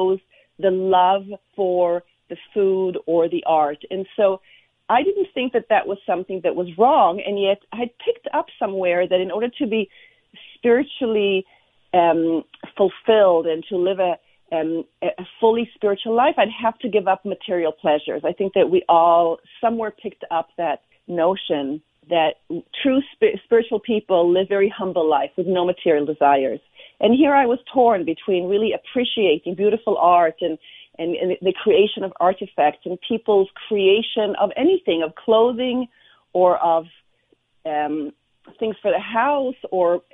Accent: Israel; I was born and raised in Israel

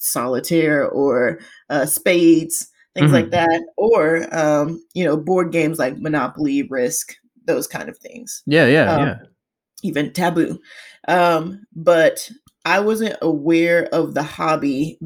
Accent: Atlanta, Georgia, United States; also born or lived in Florida; I was born and bred in Georgia. If someone wanted specifics, more Atlanta-ish than any other part of Georgia.

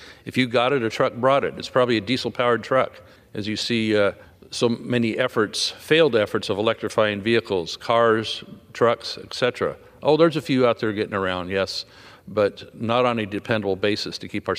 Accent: California, United States; like in my home state of California.

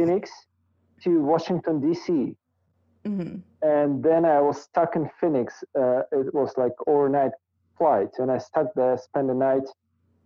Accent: Almaty, Kazakhstan; first language Russian; English is a second language; It's my hometown. Mm-hmm. So originally, like my family also lives here

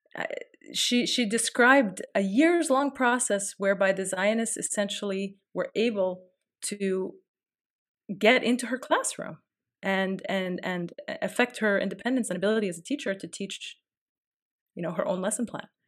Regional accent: United States; I'm an American

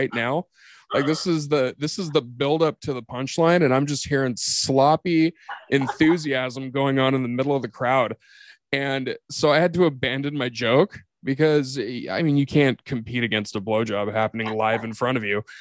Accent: Portland, Oregon, United States; I was actually born in Portland. I was born homeless in Portland.

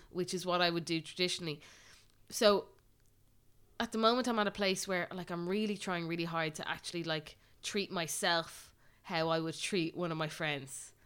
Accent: Ireland; as Irish people

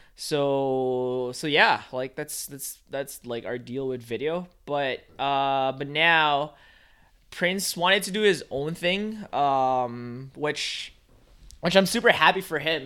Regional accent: Philippines; moved away; I grew up in the Philippines

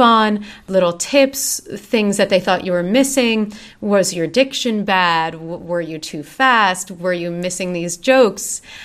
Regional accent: Voorhees, New Jersey, United States; I grew up in Voorhees

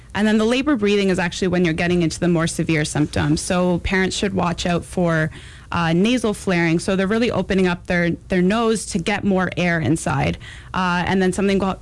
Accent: Canada; also born or lived in New York City, United States; now in Champaign-Urbana, United States; born and raised in Canada, and I just moved from New York City

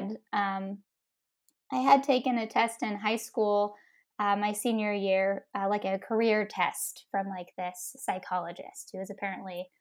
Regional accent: Ohio, United States; also born or lived in Tennessee; I was from Ohio.

